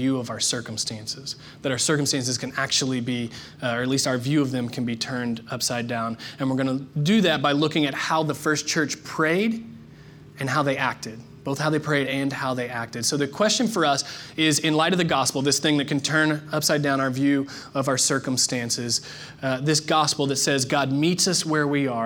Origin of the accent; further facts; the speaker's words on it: Palmyra, Indiana, United States; also born or lived in New Albany, Indiana; I moved from Palmyra, Indiana to the booming metropolis of New Albany, Indiana.